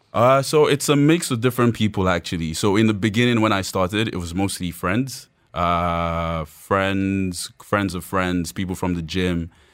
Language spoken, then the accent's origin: English; Nigeria; I'm Yoruba, so that's, uh, one of the tribes in Nigeria.